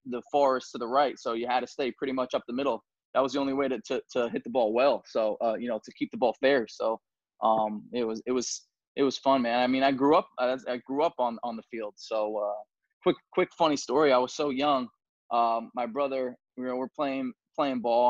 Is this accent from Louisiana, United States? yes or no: no; New York City, New York, United States; I'm very proud, proudly, you know, from Staten Island. Um, you know, proudly say that that's my hometown